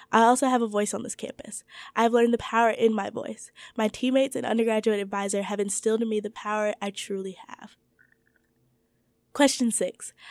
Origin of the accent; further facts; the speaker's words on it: Georgia, United States; to ignore the pressing issues that are affecting the state which we reside in for school, as well as my home state of Georgia.